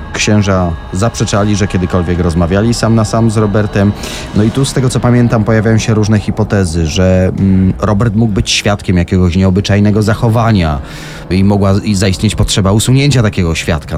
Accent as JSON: {"language": "Polish", "town": "Tarnów", "region": "Lesser Poland", "country": "Poland", "tie": "born or raised there", "said": "okolice mojego rodzinnego miasta Tarnowa"}